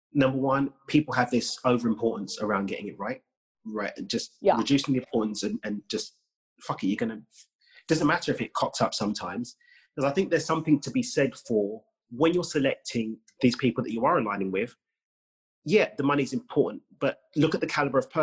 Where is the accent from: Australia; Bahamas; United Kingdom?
United Kingdom; I'm from the UK, as you may know from my accent.